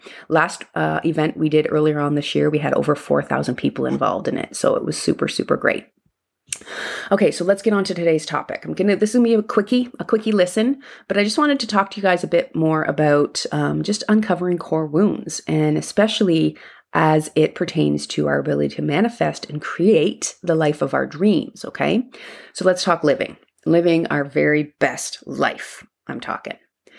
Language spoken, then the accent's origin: English; Canada; That's Celsius because I'm Canadian.